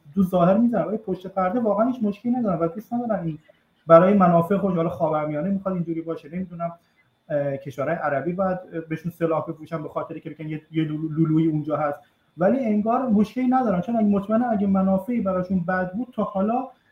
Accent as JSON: {"language": "Persian", "country": "Iran", "moved": "yes", "lives_now": "Italy", "said": "من بیرون از ایران هستم"}